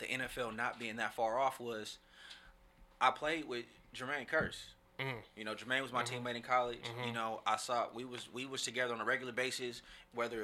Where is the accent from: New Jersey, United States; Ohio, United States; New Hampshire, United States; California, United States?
California, United States; Oakland; moved away as an adult; also born or lived in Seattle; growing up in Oakland